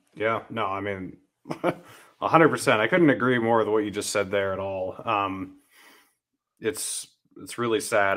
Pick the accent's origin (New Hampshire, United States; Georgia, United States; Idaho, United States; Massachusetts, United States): New Hampshire, United States; I grew up in New Hampshire